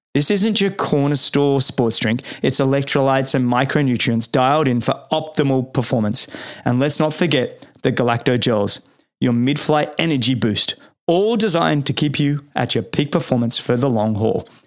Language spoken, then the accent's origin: English; Sydney, New South Wales, Australia; now in East Coast US; I remember doing rowing all through there as a kid growing up